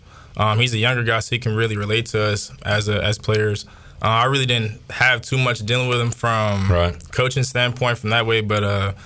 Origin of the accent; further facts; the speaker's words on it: Charlotte, North Carolina, United States; I'm from Charlotte, North Carolina.